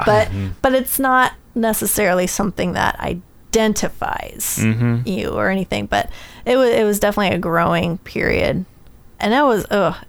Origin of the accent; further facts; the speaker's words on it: Houston, Texas, United States; when I was transitioning from moving up here to go to college, because I moved up here from the Houston area.